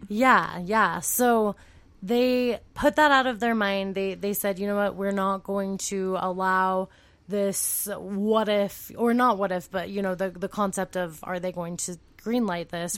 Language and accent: English; California, United States; moved away; I'm from California